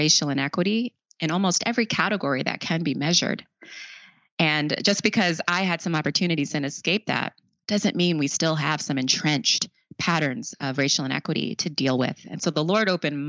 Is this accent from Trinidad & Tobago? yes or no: no; Long Island, New York, United States; also born or lived in South Bronx, New York; they were able to move out to Long Island